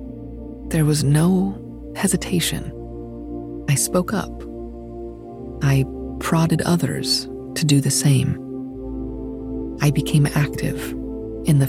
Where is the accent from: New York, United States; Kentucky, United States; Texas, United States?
New York, United States; Growing up in New York